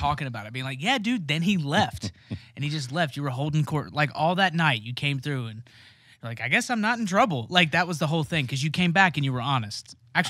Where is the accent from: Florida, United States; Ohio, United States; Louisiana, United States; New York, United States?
Ohio, United States; I'm from Ohio. We know. Everyone there's from Ohio.